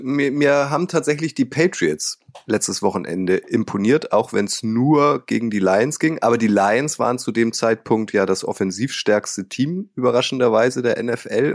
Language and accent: German; Northern Germany, Germany; Holt mich mal ab als Nordlicht